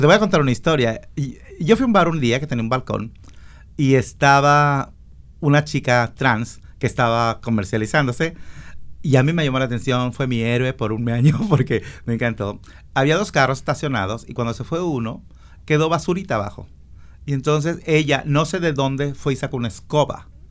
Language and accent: Spanish; Jalisco, Mexico; now in United States; yo soy de Jalisco.